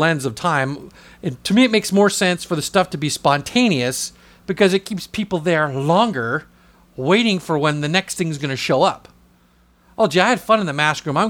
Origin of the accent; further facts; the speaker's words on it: Southern California, United States; I don't say where I'm from because no one knows where this town is. I just say Southern California